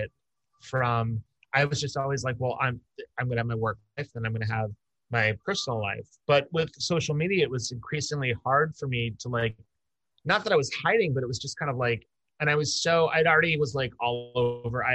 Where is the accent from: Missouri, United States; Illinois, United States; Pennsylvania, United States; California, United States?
Pennsylvania, United States; outside Philadelphia, Bucks County; I grew up right outside of Philadelphia, and then in Bucks County